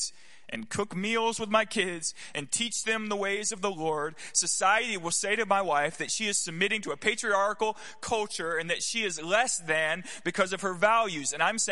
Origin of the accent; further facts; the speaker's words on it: the South, United States; I grew up in the South